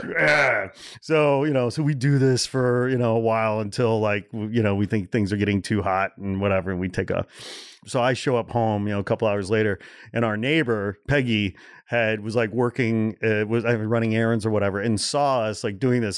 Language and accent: English; Portage, Indiana, United States; born or raised there; also born or lived in Gary, Indiana